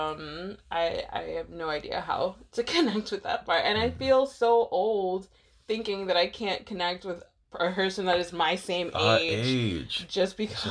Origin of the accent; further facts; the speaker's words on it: United States; I'm American